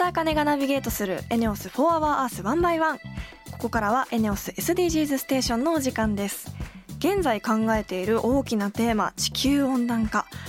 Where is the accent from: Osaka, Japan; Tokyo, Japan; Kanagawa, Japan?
Kanagawa, Japan; Kawasaki; 私も川崎市の学校に行っ